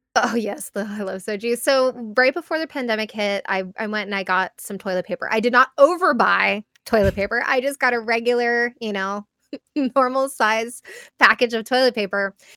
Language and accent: English; United States; as an American